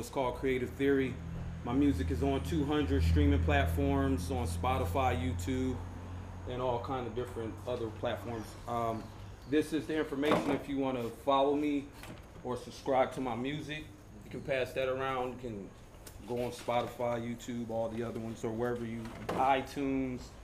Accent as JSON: {"language": "English", "town": "Fort Wayne", "region": "Indiana", "country": "United States", "moved": "as an adult", "lives_now": "Puerto Viejo, Costa Rica", "said": "I'm from Indiana, Fort Wayne, Indiana, United States"}